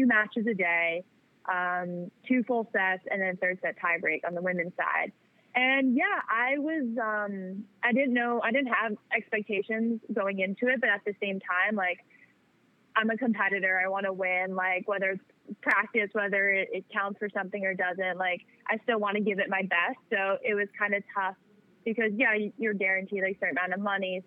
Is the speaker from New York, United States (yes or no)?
yes; New York, United States; I'm from New York